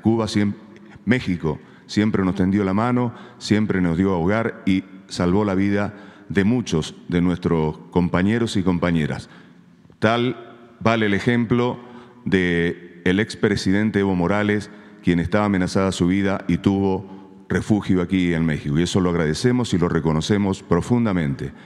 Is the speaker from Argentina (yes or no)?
yes; Argentina; de Argentina